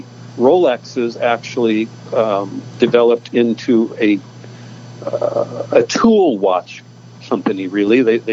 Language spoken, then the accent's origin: English; Decatur, Illinois, United States; also born or lived in Venice, California; now in California, United States; I'm from Illinois, and I'm from the land of Lincoln. I'm from Decatur